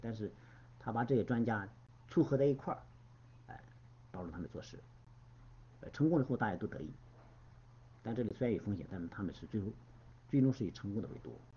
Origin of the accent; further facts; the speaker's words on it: China; 我们中国人就说畏畏缩缩